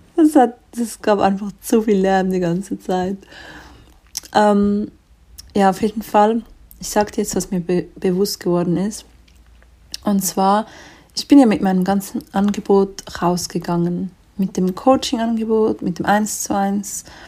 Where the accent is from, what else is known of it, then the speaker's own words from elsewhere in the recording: Switzerland; bei uns in der Schweiz